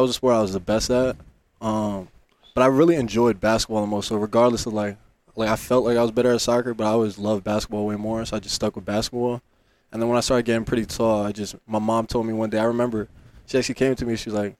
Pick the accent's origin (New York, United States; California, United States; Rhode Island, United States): New York, United States; New York City; Yeah, so I'm from Tribeca, Lower Manhattan. Spent a lot of time on the Lower East Side.